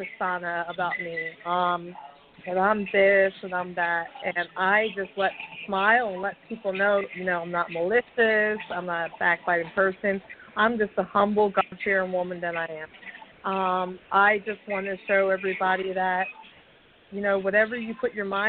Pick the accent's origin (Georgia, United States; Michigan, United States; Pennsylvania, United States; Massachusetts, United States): Pennsylvania, United States; Reading; moved away as an adult; now in Elizabethville, United States; I was born in Redding, Pennsylvania. It's kind of like a small city, but I moved to Elizabethville, Pennsylvania about 3 years ago